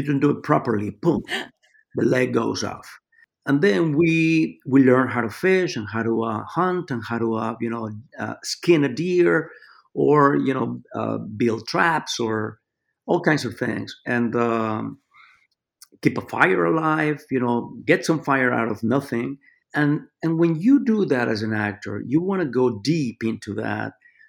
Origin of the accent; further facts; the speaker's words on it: Mexico City, Mexico; also born or lived in New York; now in Los Angeles, United States; I grew up in Mexico City